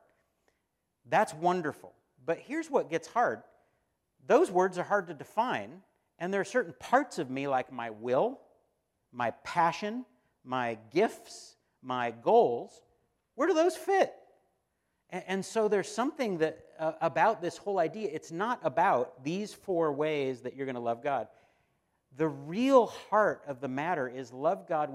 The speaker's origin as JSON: {"language": "English", "country": "United States", "said": "we, as American Christians"}